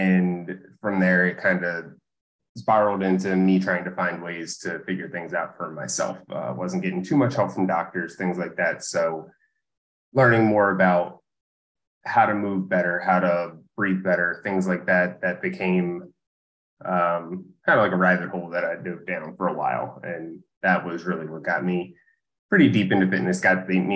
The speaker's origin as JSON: {"language": "English", "town": "Essex", "region": "Maryland", "country": "United States", "tie": "born or raised there", "also_born_or_lived": "Dundalk, Maryland", "said": "So I've grown up here in Baltimore and lived here pretty much my whole life. I grew up in Essex. I live in Dundalk now"}